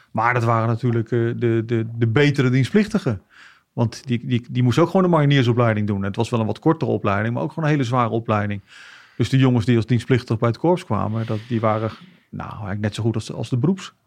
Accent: The Hague, South Holland, Netherlands; also born or lived in Kosovo; Opgegroeid in, in Den Haag.

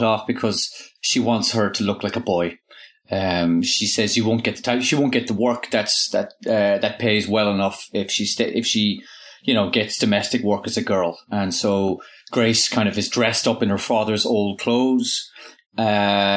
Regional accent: Inishowen, County Donegal, Ireland; I grew up in Inishowen, in North Donegal

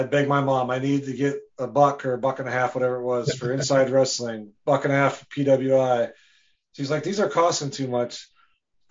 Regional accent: Wisconsin, United States; moved away; I'm from Wisconsin originally. I was born and raised

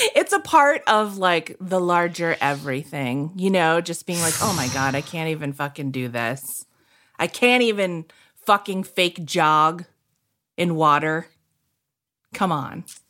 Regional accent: New England, United States; I'm from New England

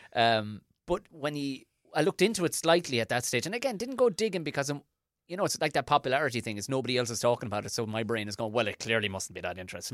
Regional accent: Ireland; as an Irish person

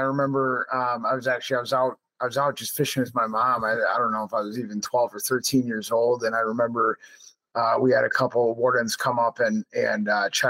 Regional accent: Milwaukee, Wisconsin, United States; now in La Crosse, United States; I grew up in Milwaukee

